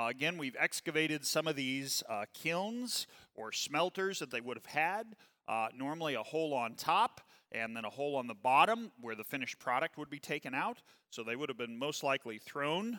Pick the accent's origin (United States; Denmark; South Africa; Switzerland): United States; southeast Missouri; also born or lived in Kansas City; so I was born in Kansas City. We moved down to southeast Missouri.